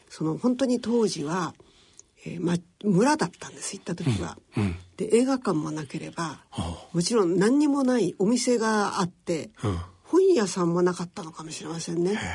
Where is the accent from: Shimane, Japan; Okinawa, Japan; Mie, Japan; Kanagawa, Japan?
Kanagawa, Japan; Kamakura; also born or lived in Tokyo; はい、東京のね、あのその時は大田区の大森に家があってそこに住んでいましたけど、でも一歳でもうすぐ神奈川県に引っ越しちゃいました。